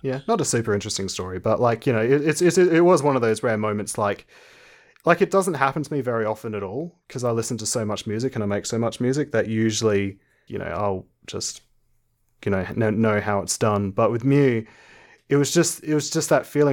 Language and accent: English; Adelaide, South Australia, Australia; I'm an Australian. I live in Adelaide, South Australia.